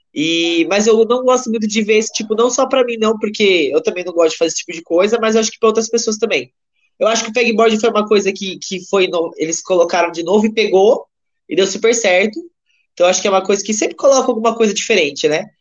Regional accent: Cabreúva, São Paulo, Brazil; eu sou de Cabreúva

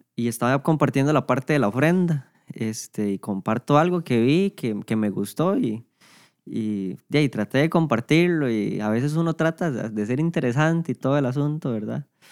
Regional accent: San Isidro de El General, San José, Costa Rica; aquí nací, de aquí he sido desde toda la vida

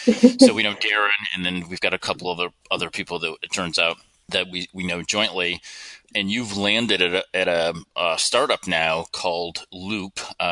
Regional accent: upstate New York, United States; accent: upstate New York; I grew up in upstate New York, and I never thought that, you know, I had an accent or said, you know, things strangely compared to the rest of the country and the rest of the world.

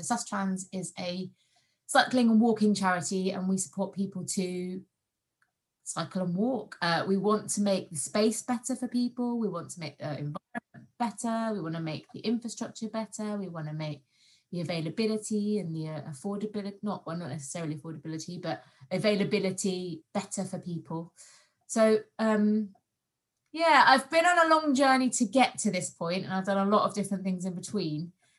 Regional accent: London, United Kingdom; also born or lived in Kent; So I'm originally from London via Kent, as my parents still live in Kent.

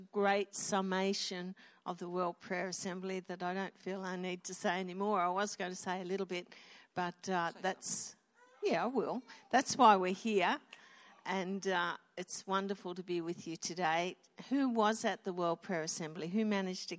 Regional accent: Wollongong, New South Wales, Australia; We are from Wollongong

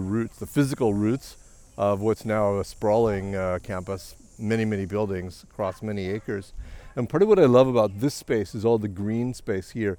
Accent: American Midwest, United States; also born or lived in Montreal, Canada; now in London, Canada; I grew up in the American Midwest

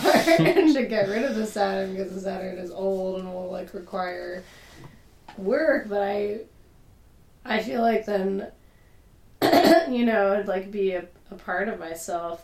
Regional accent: Massachusetts, United States; now in Pittsburgh, United States; I'm from Massachusetts

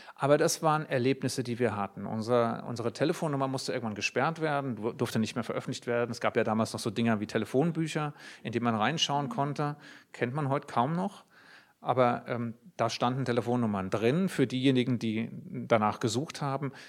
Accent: Germany; Ich bin als Jude in Deutschland aufgewachsen

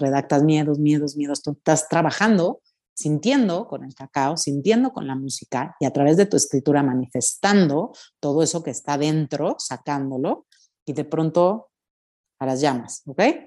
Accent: Mexico; como mexicana digo, o sea, mis ancestros utilizaban esto

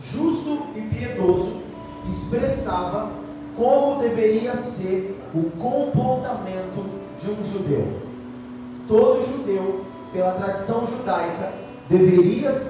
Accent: Brazil; Nós nascemos no Brasil.

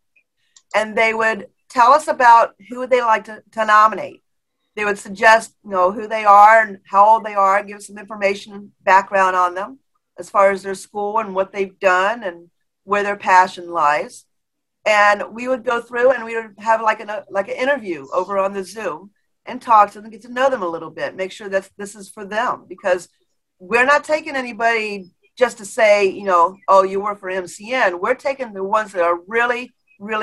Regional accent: Florida, United States; I was born and raised in Florida

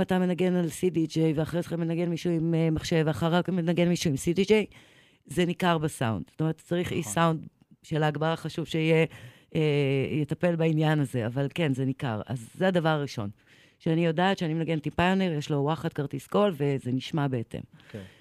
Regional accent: Eilat, Southern District, Israel; moved away; also born or lived in Jerusalem; גדלתי באילת, כן. אחרי זה בירושלים

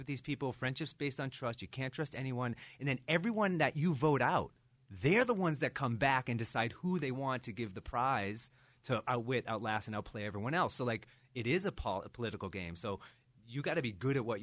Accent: Lexington, Massachusetts, United States; now in New Hampshire, United States; I grew up in Lexington. I live in New Hampshire

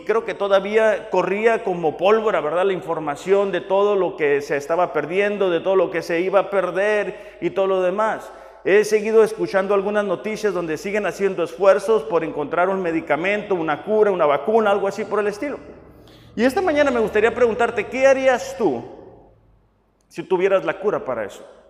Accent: Mexico; nuestro hermoso país, México.

